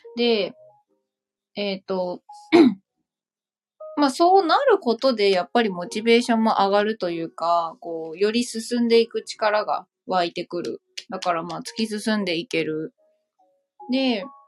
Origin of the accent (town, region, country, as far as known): Saitama, Japan